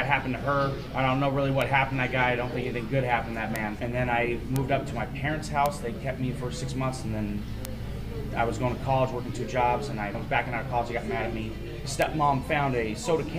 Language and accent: English; Southern California, United States; now in Hartford, United States; I grew up in Southern California